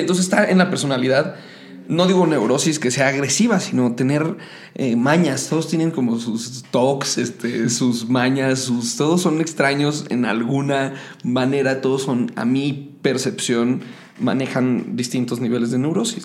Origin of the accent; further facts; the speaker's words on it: Mexico City, Mexico; soy chilango, estoy paseado y me creo mucho porque soy de la ciudad.